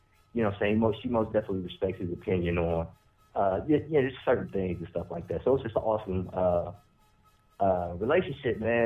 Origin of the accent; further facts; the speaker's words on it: Columbus, Ohio, United States; moving back to, my hometown, Columbus, Ohio